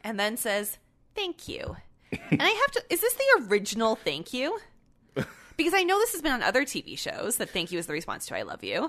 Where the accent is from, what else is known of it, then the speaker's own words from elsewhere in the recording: Canada; we're Canadian